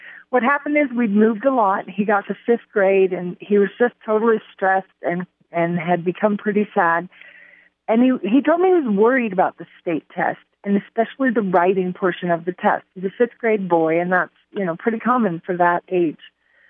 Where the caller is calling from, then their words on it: Colorado, United States; I am calling from Colorado